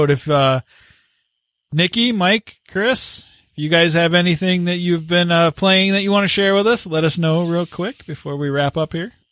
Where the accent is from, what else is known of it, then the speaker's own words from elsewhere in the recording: Canada; So with that … And I'm the Canadian.